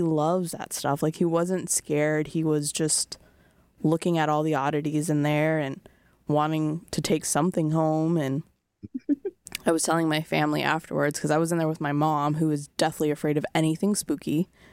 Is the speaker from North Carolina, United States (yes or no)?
no; Rhode Island, United States; I grew up in Rhode Island